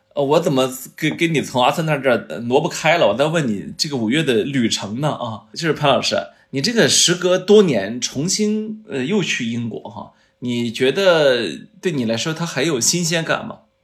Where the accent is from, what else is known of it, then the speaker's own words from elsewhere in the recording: China; 作为一个中国人